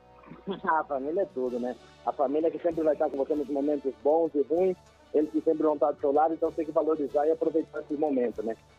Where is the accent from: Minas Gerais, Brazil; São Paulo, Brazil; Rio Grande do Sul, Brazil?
São Paulo, Brazil; Tatuí; moved away as an adult; now in Japan; Cidade é nossa, Tatuí, Pé Vermelho aí